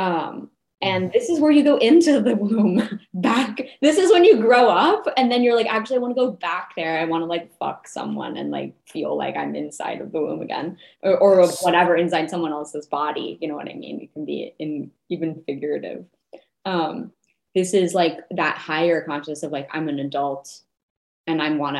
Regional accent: New Mexico, United States; now in Los Angeles, United States; I was born in New Mexico, where we have a lot of scorpions.

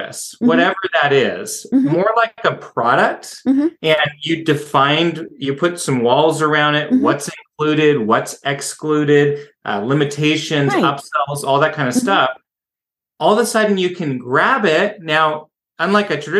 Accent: Seattle, Washington, United States; moved away as an adult; now in Idaho, United States; I'm from Seattle originally

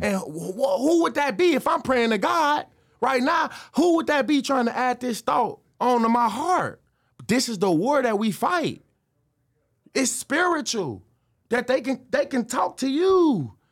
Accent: Chicago, Illinois, United States; also born or lived in Detroit, Michigan; I moved from Detroit to Chicago when I was seven

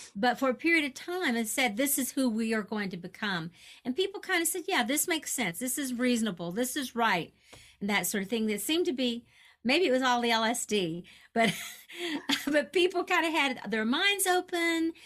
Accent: Kentucky, United States; I grew up in Kentucky, so I'm aware of the you know the uh, Derby

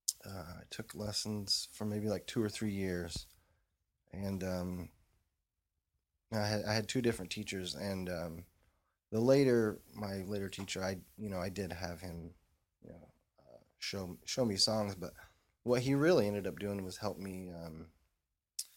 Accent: Indiana, United States; growing up in Indiana, you know, you go see shows at whatever the the big arena

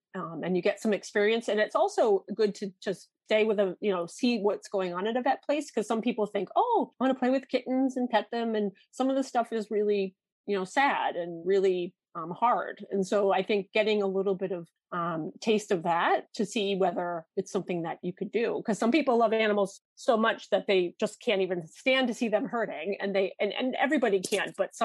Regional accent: Connecticut, United States; also born or lived in Wisconsin; I grew up in Connecticut

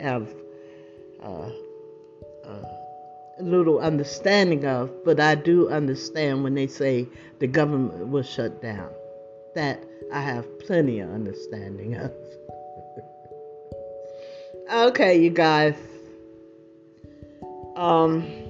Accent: United States; now in California, United States; the country that I grew up

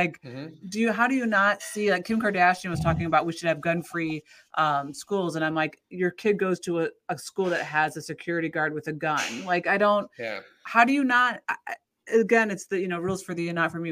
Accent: United States; as an American

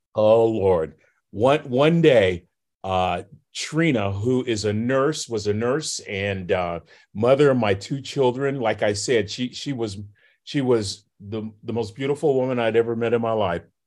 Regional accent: Vallejo, California, United States; now in Texas, United States; Bobby and I grew up in Vallejo, California

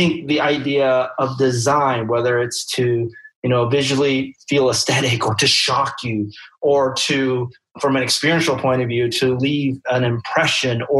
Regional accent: Taiwan; moved away; I'm from Taiwan. I grew up there

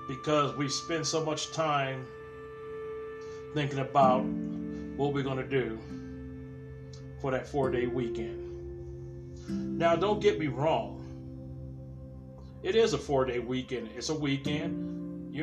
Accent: California, United States; when I was growing up in California

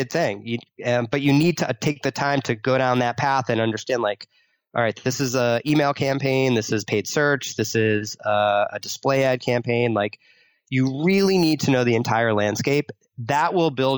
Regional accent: Boston, Massachusetts, United States; I grew up in Boston

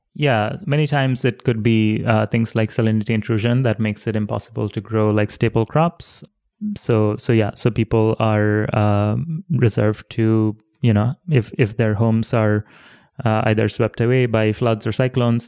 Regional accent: Dhaka, Dhaka Division, Bangladesh; I was born in Dhaka City, which is a huge city in Bangladesh.

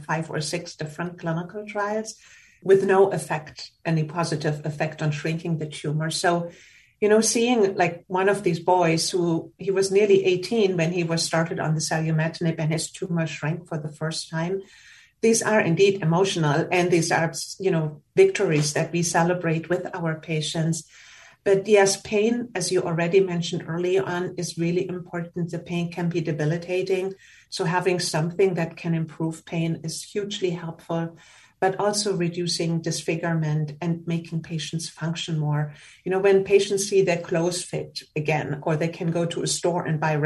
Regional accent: Germany; moved away as an adult; now in United States; I'm from Germany and I did my pediatric residency

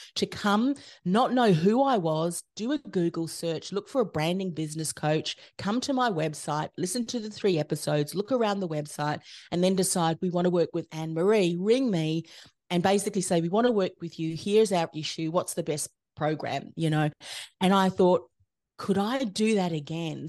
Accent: New Zealand; moved away as an adult; now in Australia; I came from New Zealand.

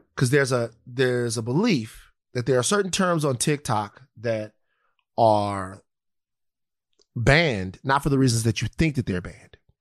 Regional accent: United States; I'm an American

